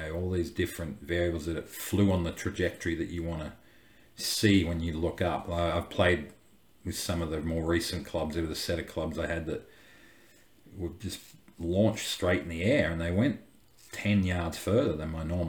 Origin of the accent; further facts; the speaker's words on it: Australia; growing up in Australia